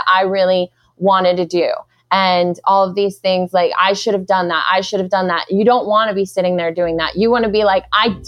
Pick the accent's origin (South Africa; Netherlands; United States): United States; New York City, New York; moved away; I'm actually originally from Brooklyn, New York, which is super strange because it's like kind of a unicorn. Like nobody's ever originally from Brooklyn